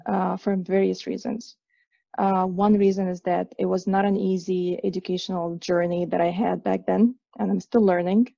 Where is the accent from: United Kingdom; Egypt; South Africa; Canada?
Egypt; moved away; I'm originally from Egypt, from the Middle East